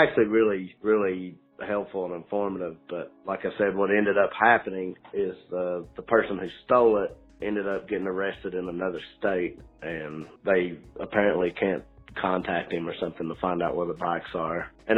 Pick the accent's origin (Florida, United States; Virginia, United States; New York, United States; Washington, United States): Virginia, United States; Clintwood; now in Petaluma, United States; I'm from Clintwood, Virginia. Currently live in Petaluma, California.